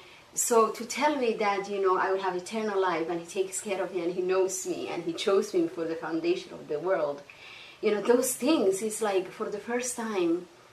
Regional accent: Somalia; accent: Somali; And then I go back to Somalia, you know, visit and say, oh, you have a different accent. So it was like, okay, I have a Somali accent and I have an English accent

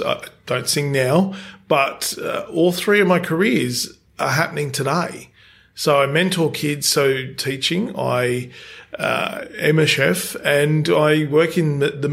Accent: Penrith, New South Wales, Australia; I'm from Penrith.

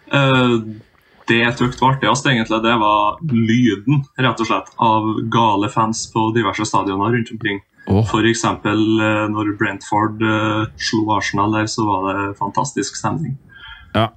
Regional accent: Singsås, Trøndelag, Norway; moved away as an adult; now in Trondheim, Norway; født og oppvokst i Singsås, midt imellom Trondheim og Røros.

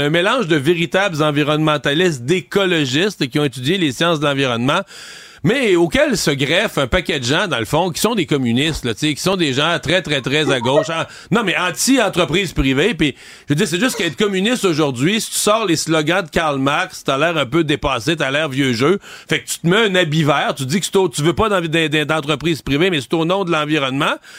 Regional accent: Quebec, Canada; pas chez nous au Québec.

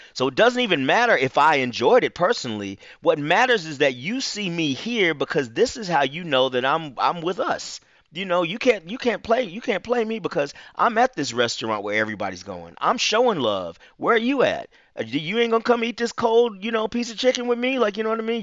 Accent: Huntsville, Alabama, United States; moved away as an adult; now in Atlanta, United States; I'm not from Atlanta. I moved to Atlanta in nineteen ninety-five to attend Morehouse, but I'm from Huntsville, Alabama

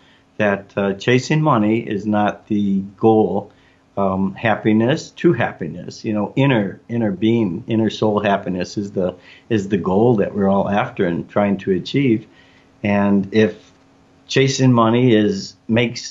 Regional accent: Chicago, Illinois, United States; I grew up in Chicago, at the time the second largest city in the United States

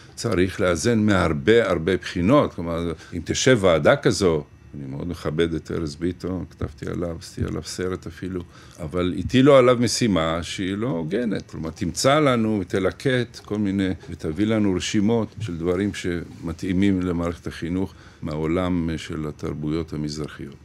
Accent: Ashdod, Southern District, Israel; now in Sderot, Israel; אני אשדודי שגר בשדרות

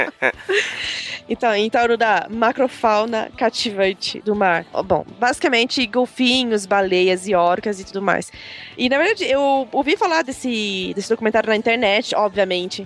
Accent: Belgium; moved away; quando eu era pequena na Bélgica, tinha orcas no zoológico da Bélgica. E a minha escola levou a gente pra ir ver as orcas

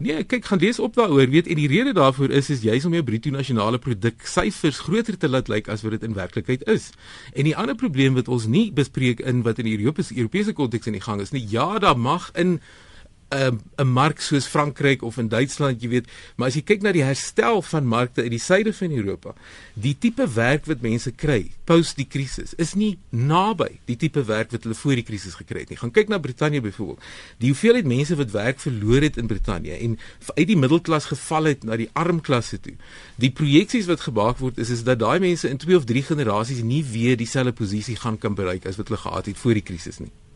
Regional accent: South Africa; as Suid-Afrikaners

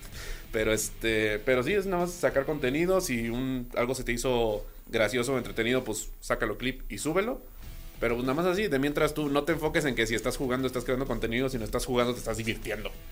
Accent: Veracruz, Mexico; allá en Veracruz, de donde soy

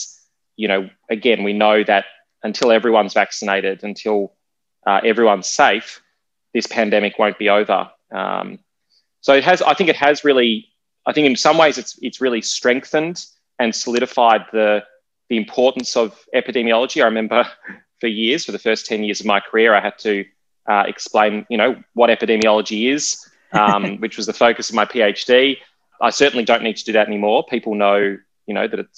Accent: Australia; growing up in Australia

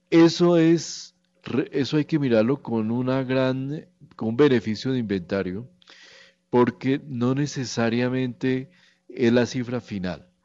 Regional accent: Colombia; somos el país bailador del mundo, nosotros bailamos agarrados todo el tiempo, entonces somos los colombianos.

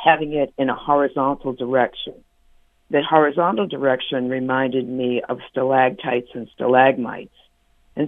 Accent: Boston, Massachusetts, United States; I'm from Boston, and I got my first apartment

